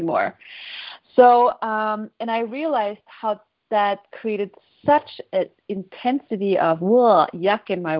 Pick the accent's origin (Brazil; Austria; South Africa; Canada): Austria; moved away as an adult; also born or lived in Sweden / Houston, Texas; when I was 19, I moved to Sweden from Austria, and I'm the only child